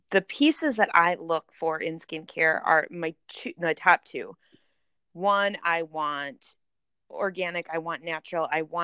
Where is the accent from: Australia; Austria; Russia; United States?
United States; Wisconsin; now in Minnesota, United States; I grew up in Wisconsin and live in Minnesota now